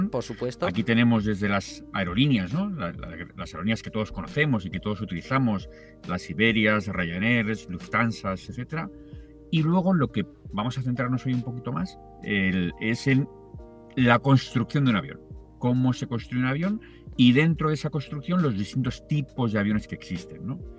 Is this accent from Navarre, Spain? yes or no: no; Tarragona, Catalonia, Spain; now in Madrid, Spain; es cierto que vivo en Madrid, pero te recuerdo que soy de Tarragona y que hace muchos años que no vivo allí.